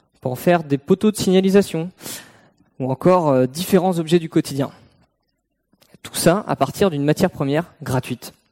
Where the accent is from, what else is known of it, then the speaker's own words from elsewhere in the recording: Brittany, France; j'ai grandi en Bretagne, au bord de la mer